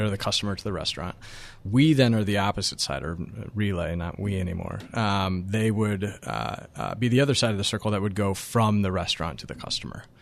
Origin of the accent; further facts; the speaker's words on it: about an hour north of Denver, Colorado, United States; now in New York, United States; my hometown, which, again, is about an hour north of, of, of Denver and Colorado